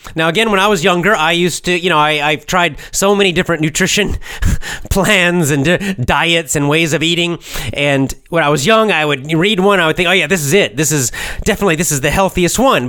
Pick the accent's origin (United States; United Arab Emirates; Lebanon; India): United States; I'm born in America